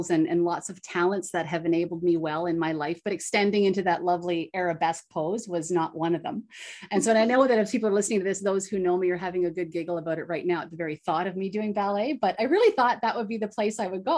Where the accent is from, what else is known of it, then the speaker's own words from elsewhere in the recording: Bancroft, Ontario, Canada; Actually, I stayed put. So I grew up in Bancroft, Ontario.